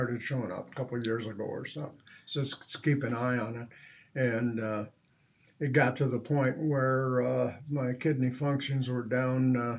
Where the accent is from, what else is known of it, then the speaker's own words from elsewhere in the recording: Michigan, United States; also born or lived in California, United States / New Mexico, United States / Alaska, United States; I grew up in, I was born in Michigan, but then I moved to California. We lived in New Mexico and moved to Alaska in 78.